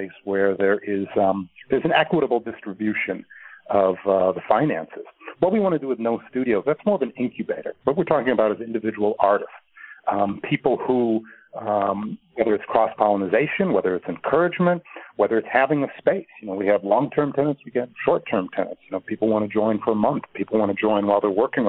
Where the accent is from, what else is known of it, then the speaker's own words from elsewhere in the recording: Milwaukee, Wisconsin, United States; I'm from Milwaukee